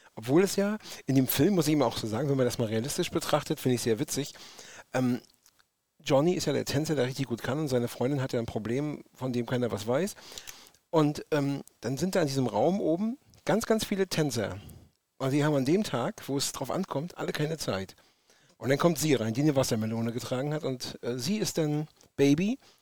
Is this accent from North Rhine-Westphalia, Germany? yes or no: no; Rostock, Mecklenburg-Vorpommern, Germany; Waschechter ja. Rostocker